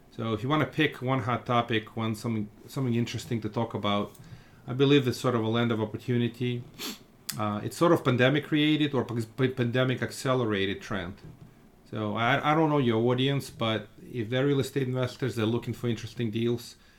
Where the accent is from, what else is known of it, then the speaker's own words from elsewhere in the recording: Russia; now in Brooklyn, United States; I come from Russia